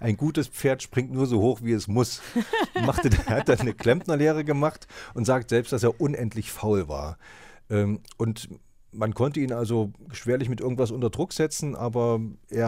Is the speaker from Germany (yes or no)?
yes; East Germany, Germany; ich komme auch aus dem Osten